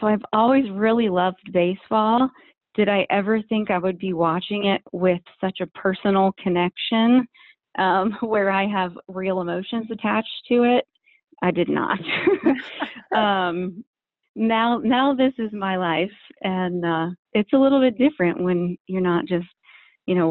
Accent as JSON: {"language": "English", "town": "Columbus", "region": "Ohio", "country": "United States", "tie": "born or raised there", "said": "I grew up in Columbus, Ohio"}